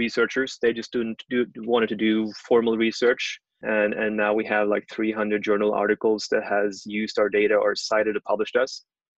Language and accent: English; Norway